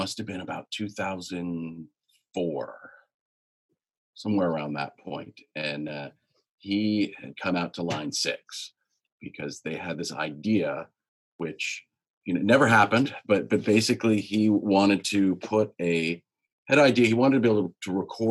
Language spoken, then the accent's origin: English; Monterey, California, United States; I'm from Monterey, a small town